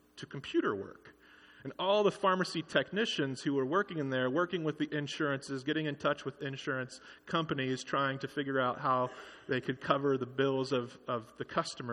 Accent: Kingsburg, California, United States; working at CVS in my hometown of Kingsburg

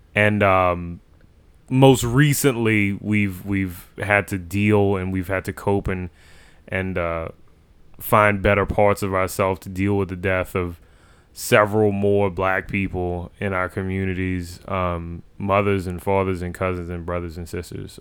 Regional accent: New Orleans, Louisiana, United States; we're from New Orleans, Louisiana, in the United States of America

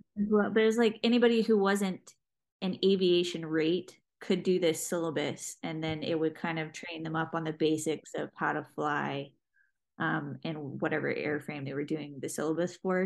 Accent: Jacksonville, Florida, United States; I'm from Jacksonville, Florida, and was working um, in the ER trauma center there in Jacksonville

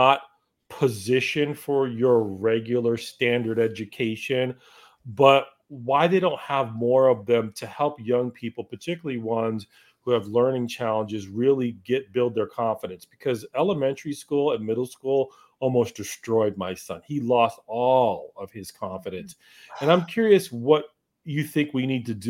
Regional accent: Massachusetts, United States; I grew up in Massachusetts

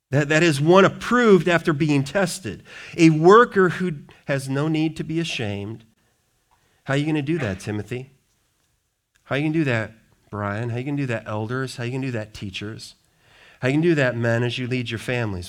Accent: Wisconsin, United States; now in Richmond, Michigan, United States; people I grew up with in Wisconsin

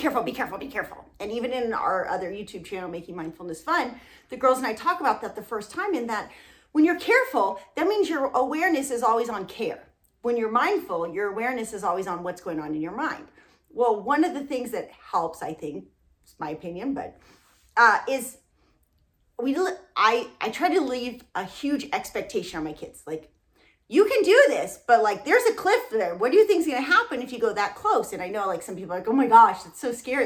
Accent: Southern California, United States; moved away; we're from Southern California and had barely traveled

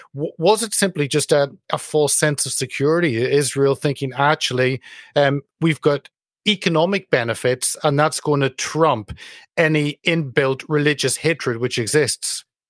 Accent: United Kingdom; speaking as a Brit

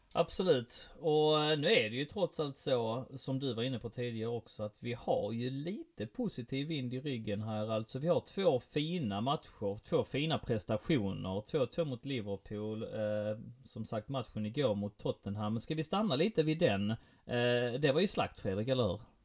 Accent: Helsingborg, Skåne, Sweden; jag är från Helsingborg

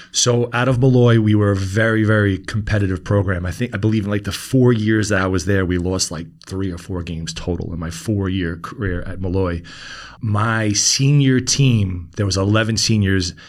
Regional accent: New York City, New York, United States; we grew up in Queens

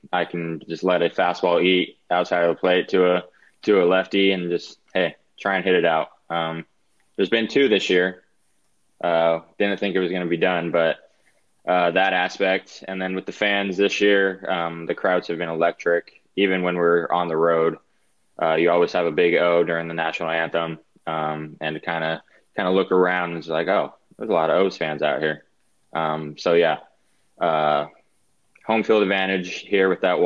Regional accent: Oregon, United States; also born or lived in Arizona; now in Baltimore, United States; I grew up in Oregon and then moved to Arizona

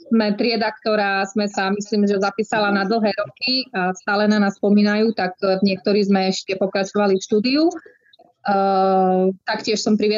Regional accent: Spišská Nová Ves, Košice Region, Slovakia; pochádzam, narodila som sa teda v Spiske Novej Vsi, e, ktorá je taktiež krásna, má námestie v tvare ihly, má najvyššiu väžu v strednej Európe a dvoje hodín, ale slepí nie sme, spíšiaci.

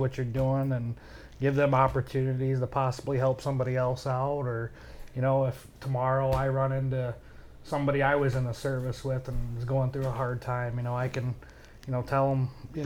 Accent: Bryan, Ohio, United States; we're both from Bryan originally

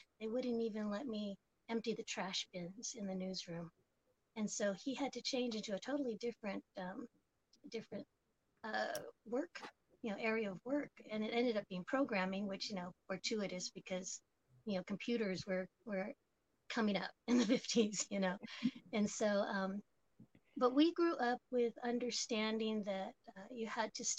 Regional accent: Oakland, California, United States; But I was born and raised here in the United States and grew up in Oakland, California, the infamous Oakland, California, and pretty much have been here in the East Bay the entire time.

